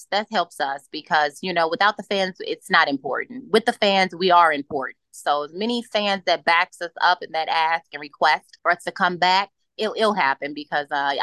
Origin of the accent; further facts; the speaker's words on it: Chicago, Illinois, United States; I'm from Chicago. We make it happen. We make it happen. We love to work. I think it's a work ethic here when you're raised in Chicago in the Midwest